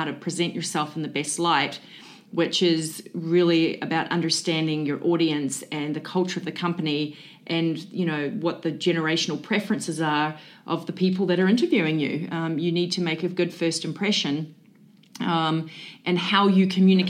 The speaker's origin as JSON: {"language": "English", "country": "New Zealand", "moved": "yes", "lives_now": "Central Florida, United States", "said": "I'm originally from New Zealand."}